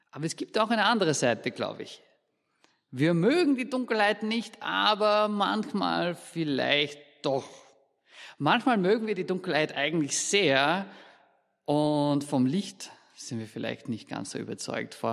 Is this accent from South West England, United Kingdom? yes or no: no; Scotland, United Kingdom; aus Österreich, sondern aus Schottland. Und Schottland liegt dann relativ weit im Norden.